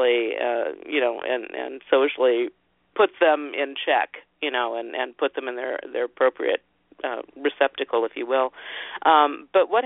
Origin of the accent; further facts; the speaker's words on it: northern Ohio, United States; I grew up in Ohio, in northern Ohio